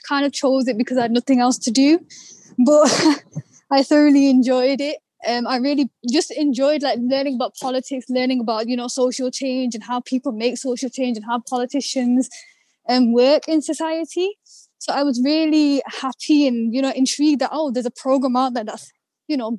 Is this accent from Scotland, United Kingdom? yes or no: no; Manchester, North West England, United Kingdom; I was born and raised in Manchester.